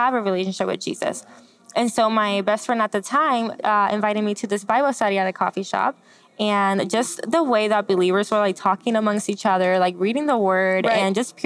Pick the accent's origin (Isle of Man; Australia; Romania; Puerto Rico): Puerto Rico; moved away; also born or lived in Florida; I grew up in Puerto Rico, born and raised by my mom